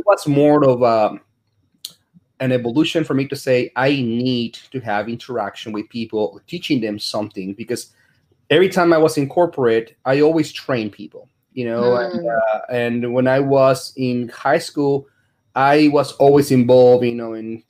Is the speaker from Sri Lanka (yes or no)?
no; Dallas, Texas, United States; I'm from Dallas.